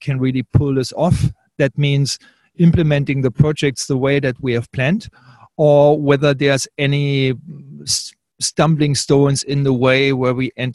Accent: Australia; I'm the Australian

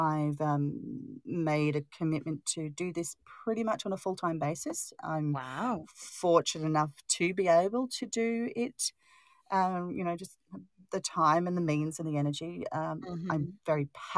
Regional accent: Australia; I'm Australian

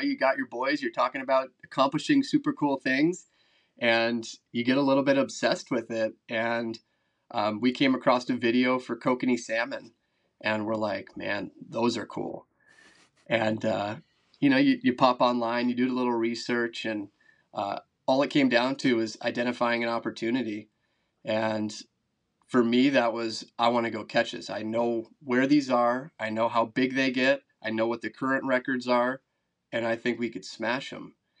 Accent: Wisconsin, United States; also born or lived in Minnesota / Idaho; I grew up here in Wisconsin

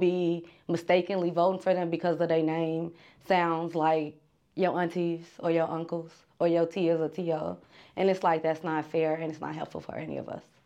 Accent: Chicago, Illinois, United States; I am from the south side of Chicago

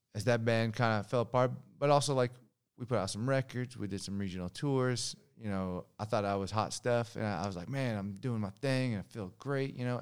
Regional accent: Long Beach, California, United States; Long Beach, California.

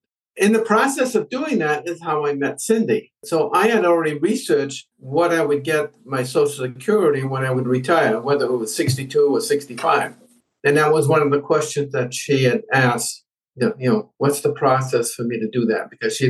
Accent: New England, United States; moved away as an adult; also born or lived in West Virginia; now in Huatulco, Mexico; I grew up in the New England area.

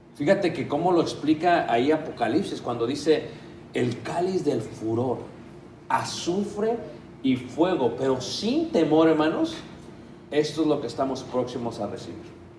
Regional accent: Mexico City, Mexico; Yo soy de Ciudad de México

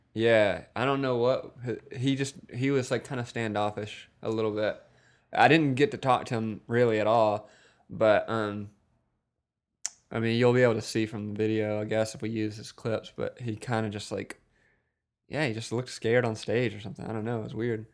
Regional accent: Wiggins, Mississippi, United States; I'm from Wiggins, Mississippi. It's a small town in Mississippi

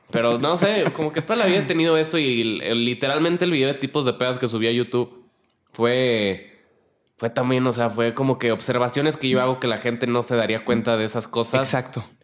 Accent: Mexico City, Mexico; born there; now in Monterrey, Mexico; Yo, nací aquí en la Ciudad de México, pero llevo 13 años viviendo allá, allá en Monterrey. Entonces, y como toda mi familia es de aquí, o sea, mis papás, mis papás y mi hermano y yo, y nos, nos fuimos todos a Monterrey

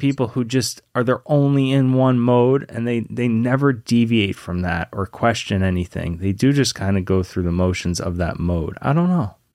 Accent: Lynchburg, Virginia, United States; also born or lived in New York; when I was a kid, I grew up in Virginia, in, you know, kind of a southern town, Lynchburg, Virginia.

